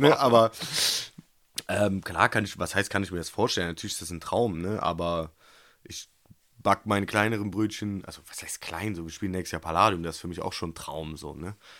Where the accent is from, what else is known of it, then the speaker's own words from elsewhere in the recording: Cologne, North Rhine-Westphalia, Germany; als Kölner, als Fan in Köln, der hoch emotional verbunden ist mit diesem Verein